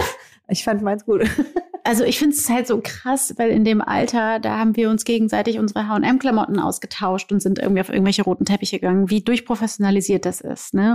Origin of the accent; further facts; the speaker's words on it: Brazil; moved away; ich bin Brasilianerin und ich sehe so aus, wie ich aussehe und bin trotzdem Brasilianerin.